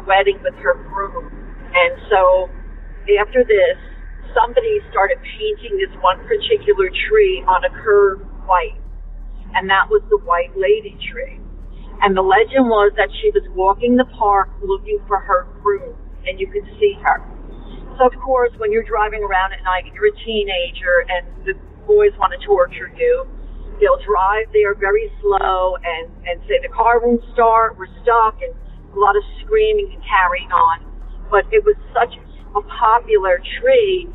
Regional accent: New Jersey, United States; There was a very large park in a part of New Jersey

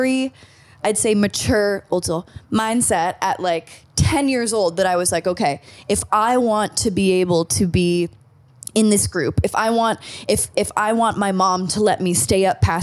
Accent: Malibu, California, United States; when I was a child, like 9, 10 years old, we grew up in Malibu

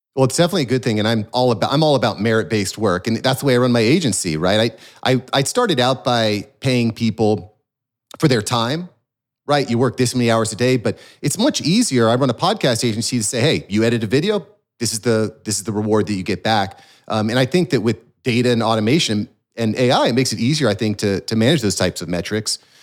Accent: Florida, United States; as a Floridian here

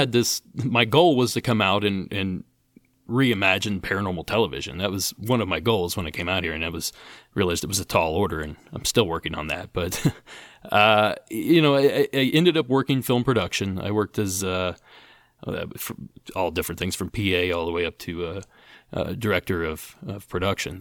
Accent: Appalachia, United States; I grew up in Appalachia

